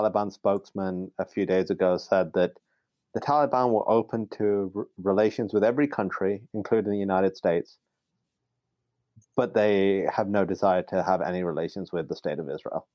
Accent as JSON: {"language": "English", "country": "Pakistan", "said": "I'm only from Pakistan"}